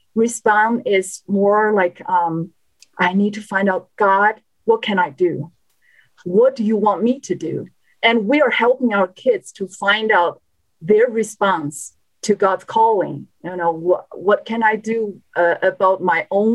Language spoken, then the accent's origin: English; China; moved away; I was born and raised in China, an atheist country.